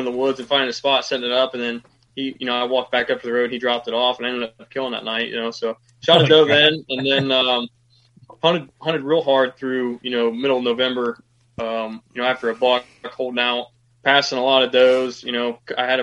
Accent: Mercer County, Ohio, United States; So I'm from Ohio. So on the western side of the state, Mercer County

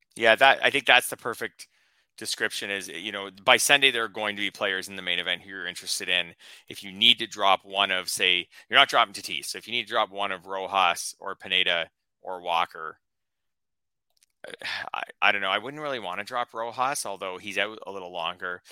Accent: Canada; a Canadian

